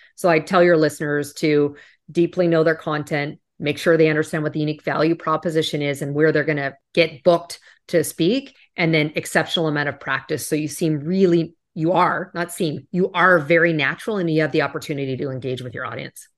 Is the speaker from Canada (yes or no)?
yes; Canada; moved away; I'm originally from Canada